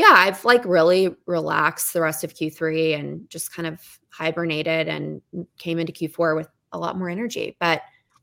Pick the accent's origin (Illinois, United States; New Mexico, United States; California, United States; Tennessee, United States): Tennessee, United States; Memphis; I'm from Memphis, Tennessee, the very, very, very Southern.